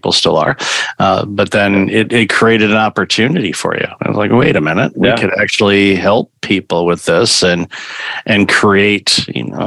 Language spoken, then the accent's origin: English; Waterford, Michigan, United States; I grew up in Waterford, Michigan.